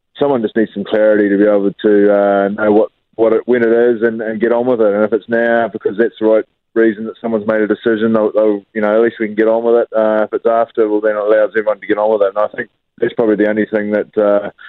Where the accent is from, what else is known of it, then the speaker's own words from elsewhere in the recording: New Zealand; as a Kiwi